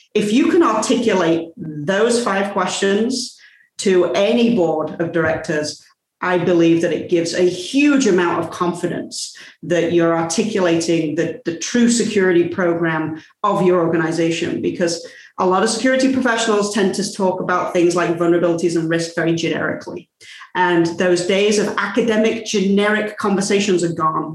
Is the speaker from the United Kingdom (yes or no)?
yes; England, United Kingdom; I'm English.